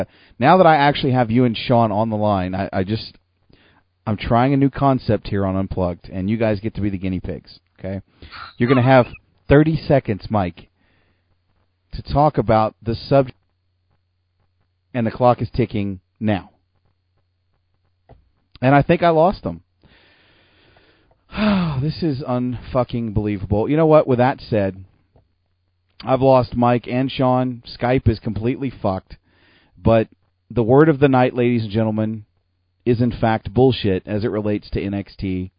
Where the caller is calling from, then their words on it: Calgary, Alberta, Canada; So with that said, I'm broadcasting from a nice little basement in Calgary, Alberta.